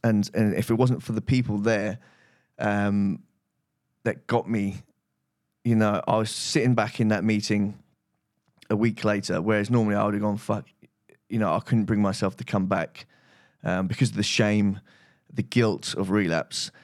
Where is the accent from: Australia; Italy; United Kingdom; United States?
United Kingdom; rehab, uh, that Russell Brand went to, funny enough, um, which was in my hometown.